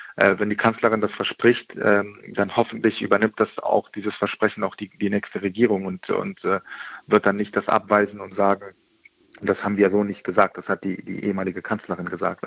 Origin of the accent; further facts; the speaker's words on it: Germany; also born or lived in Afghanistan (ancestry); als, als ehemaliger Bundeswehrsoldat, aber auch als, als Deutscher